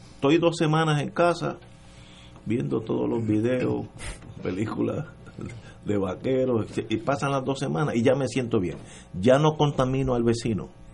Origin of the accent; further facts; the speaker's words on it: Puerto Rico; somos puertorriqueños